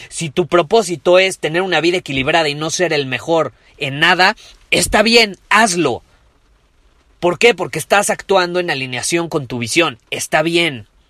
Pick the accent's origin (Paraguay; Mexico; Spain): Mexico; como decimos en México